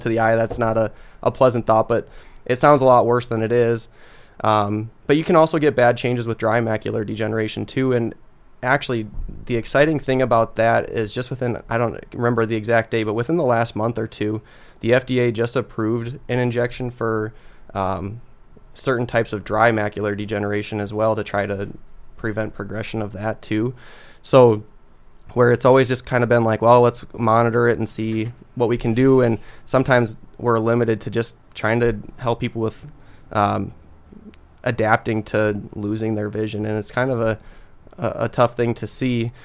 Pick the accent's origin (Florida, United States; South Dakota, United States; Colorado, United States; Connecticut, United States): South Dakota, United States; Sioux Falls; now in Brookings, United States; I'm a South Dakota guy. I was born in Sioux Falls, um, went to school at O'Gorman High School down in Sioux Falls